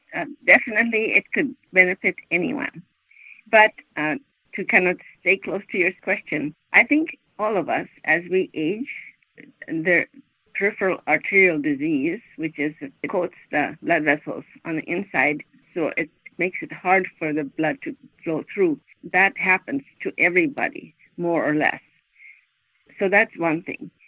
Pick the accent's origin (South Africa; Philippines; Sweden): Sweden; moved away as an adult; now in United States; I'm not from America directly, but I'm directly from Sweden. And I lived and worked there most of my growing up years.